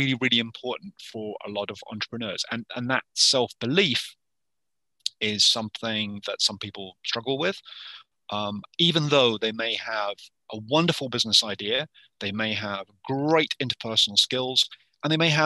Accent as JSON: {"language": "English", "country": "United Kingdom", "moved": "as an adult", "lives_now": "Yukon, Canada", "said": "originally from the UK, and I had a 25-year career in the UK."}